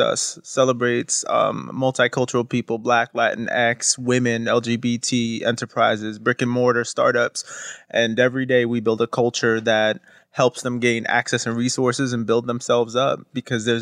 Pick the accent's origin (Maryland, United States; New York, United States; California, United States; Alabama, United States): New York, United States; New York City; also born or lived in Newark; I grew up, I was born and raised in Brooklyn